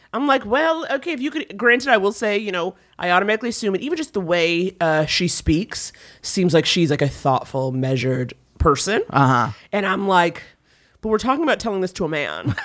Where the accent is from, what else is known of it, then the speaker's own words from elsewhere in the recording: New York, United States; I'm from New York